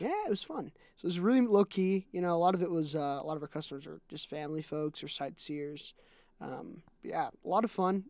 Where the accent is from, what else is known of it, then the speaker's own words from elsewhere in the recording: Utah, United States; also born or lived in Nebraska / South Dakota / Iowa / Washington; I lived in Nebraska and South Dakota and Iowa for around two years. And I've lived in Washington for about three months and then Utah for the other